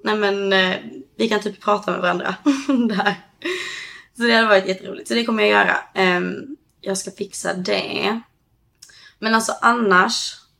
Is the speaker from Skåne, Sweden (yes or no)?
yes; Höganäs, Skåne, Sweden; moved away as an adult; now in California, United States; hos oss i Höganäs då där jag kommer ifrån